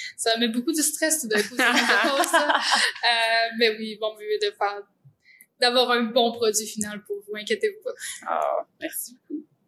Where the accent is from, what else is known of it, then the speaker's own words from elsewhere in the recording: Quebec, Canada; je viens du centre du Québec